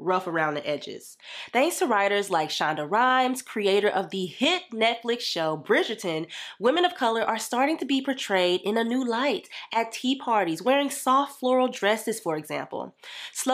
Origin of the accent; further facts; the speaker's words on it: the South, United States; growing up in the South